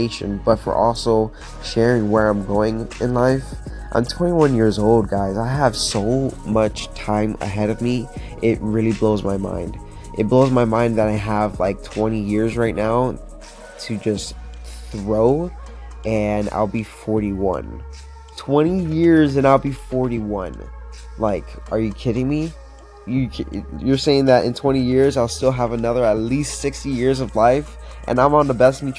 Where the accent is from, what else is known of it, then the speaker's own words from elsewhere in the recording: Florida, United States; now in Pittsburgh, United States; I'm from Florida and honestly never dealt with like the winter or anything like that.